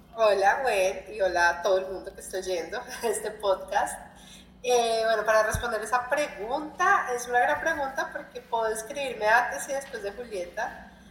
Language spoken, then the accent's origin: Spanish; Colombia; moved away as an adult; now in Brazil; colombiana que vive en Brasil, ya cinco años